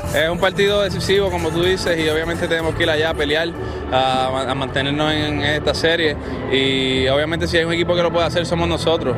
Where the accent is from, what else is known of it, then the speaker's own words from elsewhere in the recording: Santa Isabel, Puerto Rico; de donde vengo, el barrio Velázquez en Santa Isabel